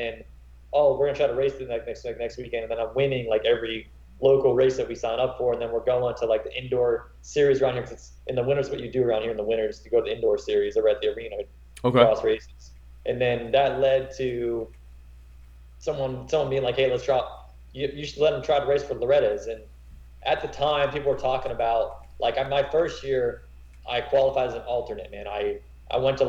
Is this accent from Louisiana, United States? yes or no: no; Graham, North Carolina, United States; also born or lived in Florida / Elon, North Carolina; I grew up in Graham, North Carolina. Went to school and everything.